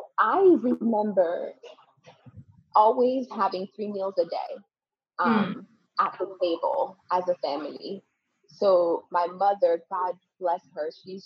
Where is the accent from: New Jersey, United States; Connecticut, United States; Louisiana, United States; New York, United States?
Connecticut, United States; And from that time, I grew up in Connecticut from 10 till about 17 years old. I grew up in Connecticut.